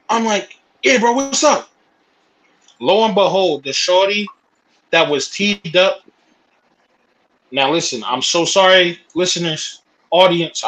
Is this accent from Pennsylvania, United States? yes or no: yes; Philadelphia, Pennsylvania, United States; I'm from Philadelphia. I'm from Philly